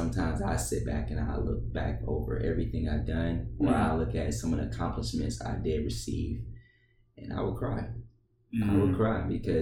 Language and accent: English; Detroit, Michigan, United States; now in Columbia, United States; I'm the kid from Detroit, Michigan, adopted by Columbia, South Carolina